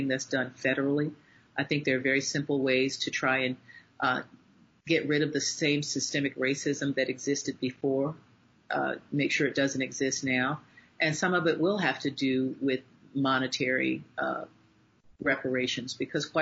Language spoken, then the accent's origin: English; North Carolina, United States; my home state of North Carolina